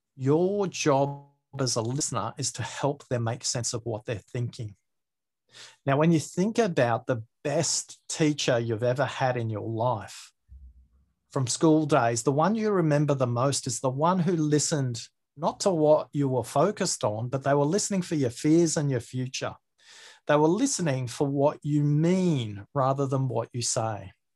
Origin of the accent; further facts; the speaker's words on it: Australia; my accent, maybe I have a disjointed way of speaking, maybe because I'm Australian